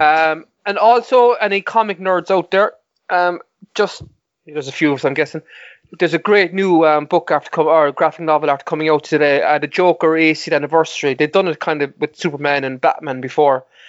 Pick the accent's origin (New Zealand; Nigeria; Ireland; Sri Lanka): Ireland; Mallow, Munster; my hometown of Mallow